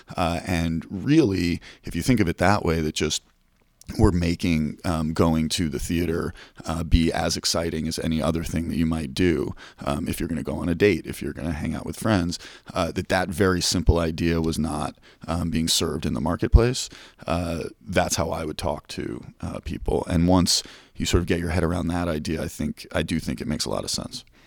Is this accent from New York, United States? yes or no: yes; New York City, New York, United States; as a young boy growing up in Manhattan